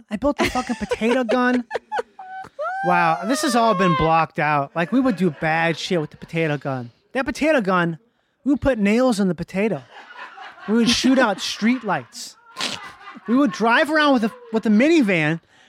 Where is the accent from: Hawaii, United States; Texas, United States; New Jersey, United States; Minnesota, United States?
Minnesota, United States; born or raised there